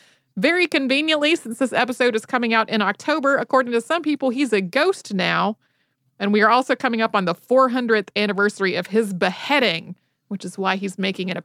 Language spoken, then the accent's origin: English; North Carolina, United States; As folks probably know, I grew up in North Carolina and its capital, Raleigh, is named after Sir Walter Raleigh.